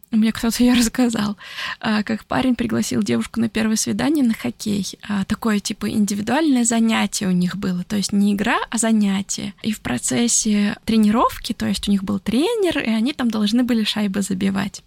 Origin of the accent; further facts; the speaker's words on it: Orenburg, Orenburg Oblast, Russia; moved away; also born or lived in Italy; Это в Оренбурге было, в моем родном городе в России